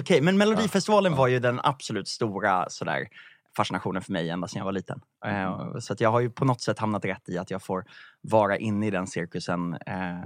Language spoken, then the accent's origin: Swedish; Vallentuna, Stockholm County, Sweden; jag kommer från Vallentuna och eh, i en parallellklass till mig på gymnasiet gick en av Lasse Holms söner